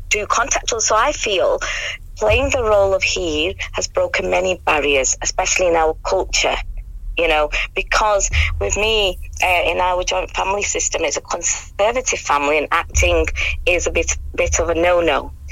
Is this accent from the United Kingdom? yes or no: yes; United Kingdom; first language English; I'm British born, so my first language, I know a lot of people do say it's I've Savile Punjabi, but my first language is English. Um, and um, my family, joint family system, um, came, we, we traditionally speak Punjabi. Urdu is self taught, self learned.